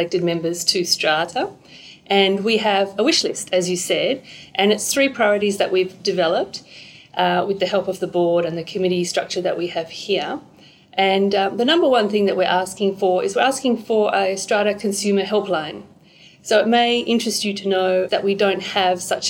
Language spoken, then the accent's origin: English; Perth, Western Australia, Australia; moved away as an adult; also born or lived in New South Wales; I move back to Perth, and I'm from Perth originally.